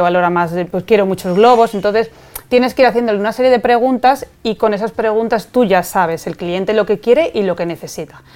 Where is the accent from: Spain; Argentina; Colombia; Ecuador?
Spain; aquí en España